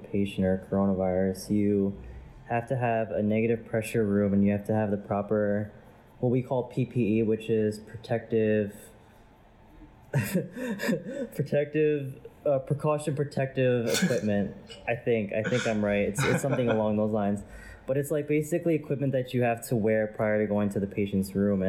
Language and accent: English; New York, United States; I am from New York